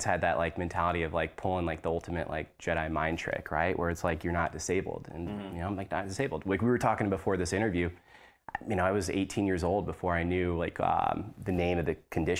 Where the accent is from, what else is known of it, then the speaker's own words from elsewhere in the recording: Washington, District of Columbia, United States; born there; I was born in Washington, D.C. My dad was military